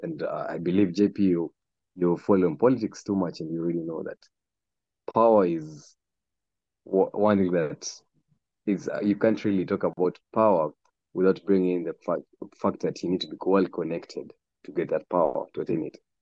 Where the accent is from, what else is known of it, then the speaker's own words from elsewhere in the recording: Kenya; moved away as an adult; now in Beijing, China; I'm from Kenya currently based in Beijing.